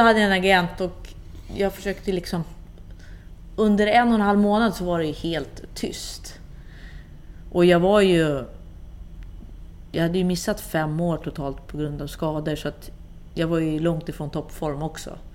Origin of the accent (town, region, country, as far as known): Sweden; also born or lived in Gothenburg, Sweden / Rosengård, Malmö, Sweden / Italy